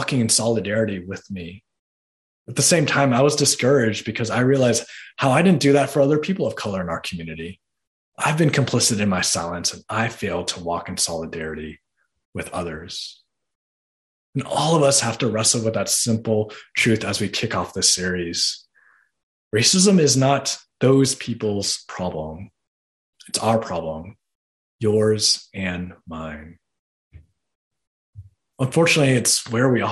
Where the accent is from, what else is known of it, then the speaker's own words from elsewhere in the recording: Boston, Massachusetts, United States; I'm from Boston. I was born and raised in Boston